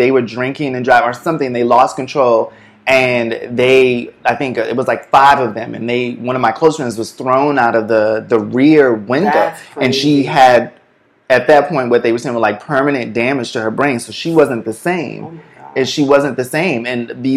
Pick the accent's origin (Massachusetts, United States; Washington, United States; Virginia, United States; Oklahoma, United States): Massachusetts, United States; Boston; moved away as an adult; now in New York, United States; I grew up in Boston